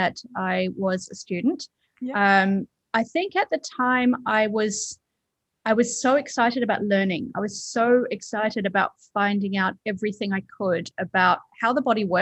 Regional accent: Perth, Western Australia, Australia; moved away as an adult; also born or lived in London, United Kingdom; I grew up in Perth, Western Australia

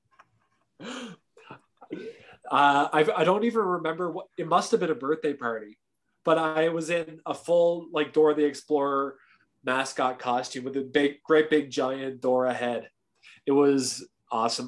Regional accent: Canada; me being a generous, kind Canadian

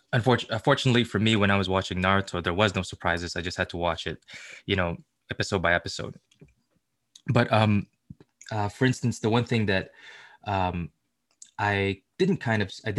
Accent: Philippines; being a Filipino

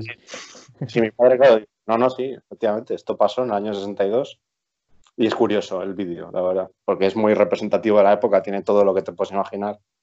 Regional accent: Palencia, Castile and León, Spain; also born or lived in Pamplona; nací en Palencia, estudié en eh, Blanca de Castilla, aquí filipenses

